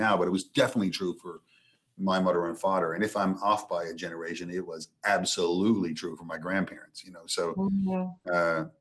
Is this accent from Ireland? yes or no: no; Petty Harbour, Newfoundland and Labrador, Canada; I grew up in Petty Harbor, you know, a little fishing town